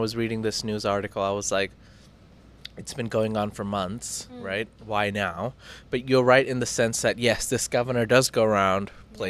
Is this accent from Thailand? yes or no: yes; Thailand; Hashtag growing up in Thailand.